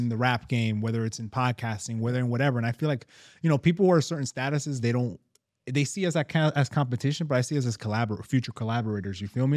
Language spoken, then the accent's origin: English; New York, United States; we're from New York